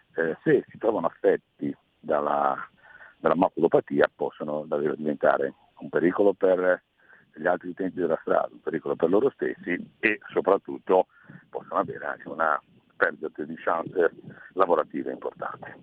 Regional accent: Liguria, Italy; come Ligure e come consigliere di Regione Liguria

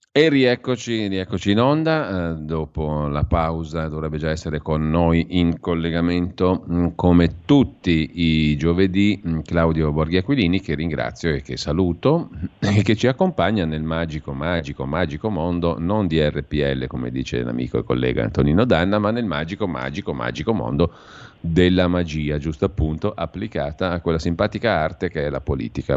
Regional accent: Lombardy, Italy; dalle nostre parti lombarde

